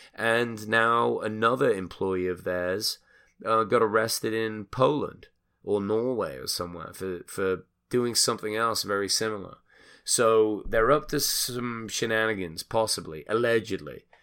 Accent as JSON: {"language": "English", "region": "England", "country": "United Kingdom", "moved": "yes", "lives_now": "United States", "said": "I'm obviously an immigrant. I'm English. I came here"}